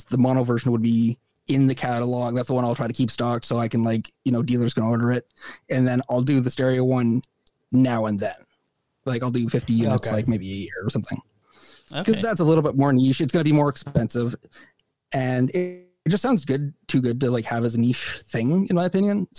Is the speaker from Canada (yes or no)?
yes; Canada; as a Canadian citizen